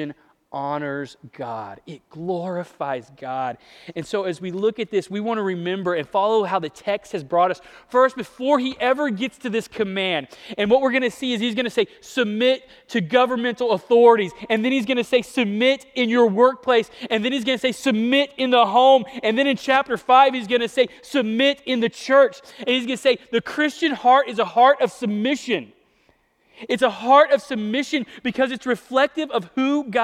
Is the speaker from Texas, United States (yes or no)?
no; Ponca City, Oklahoma, United States; moved away; going home for Thanksgiving to Ponca City, Oklahoma, where I grew up